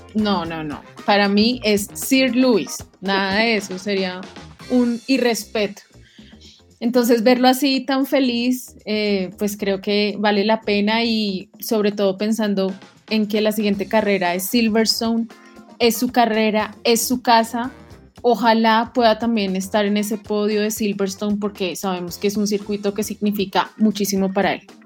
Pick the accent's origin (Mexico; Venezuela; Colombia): Colombia; como colombianos